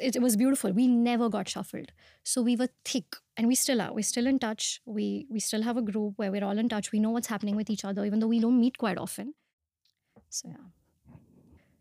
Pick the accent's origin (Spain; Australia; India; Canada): India; Pune, Maharashtra; moved away as an adult; also born or lived in Mumbai; I was born and brought up in Pune